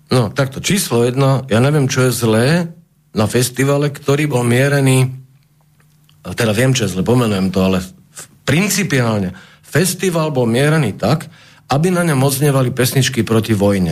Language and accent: Slovak; Bratislava, Bratislava Region, Slovakia; som z Bratislavy